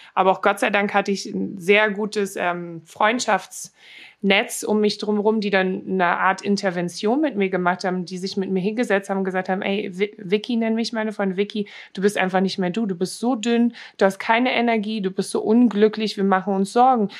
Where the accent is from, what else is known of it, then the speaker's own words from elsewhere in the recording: Berlin, Germany; accent: Berliner; moved away as an adult; now in Los Angeles, United States; ich bin halt in Berlin aufgewachsen, ne? Auch hier in Neukölln